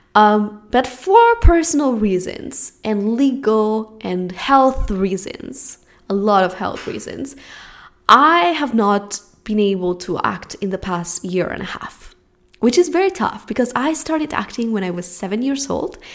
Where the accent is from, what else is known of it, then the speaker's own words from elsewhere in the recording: Spain; English is a second language; moved away as an adult; now in Los Angeles, United States; I'm from Spain